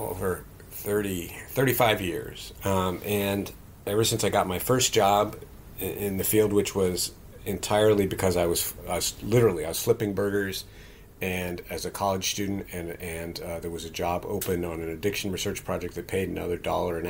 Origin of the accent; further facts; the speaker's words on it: Morgantown, West Virginia, United States; my hometown, Morgantown, West Virginia